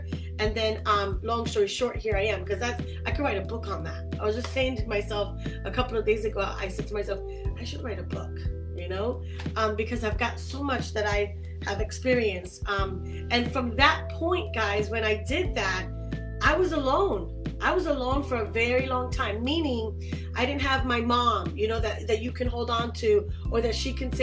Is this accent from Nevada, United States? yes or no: no; New York City, New York, United States; moved away as an adult; now in Florida, United States; In Brooklyn, New York, I was raised and born there